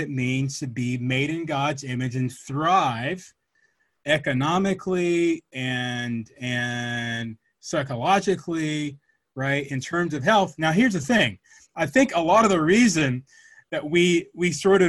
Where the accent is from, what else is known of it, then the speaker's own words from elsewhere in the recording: Atlanta, Georgia, United States; I grew up in Atlanta